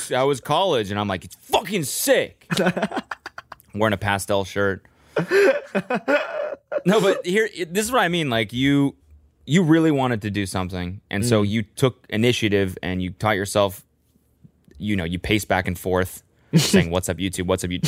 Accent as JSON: {"language": "English", "country": "Canada", "tie": "born or raised there", "moved": "as an adult", "said": "growing up in Canada"}